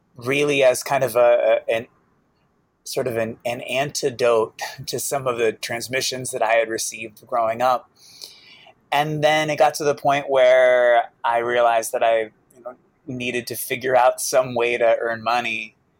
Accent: Boston, Massachusetts, United States; I grew up in Boston

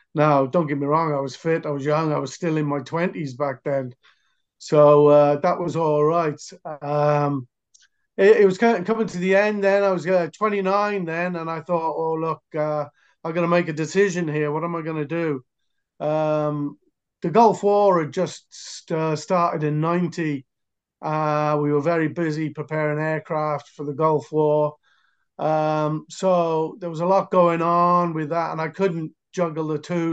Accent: near Cardiff, Wales, United Kingdom; I'm from Wales, near Cardiff

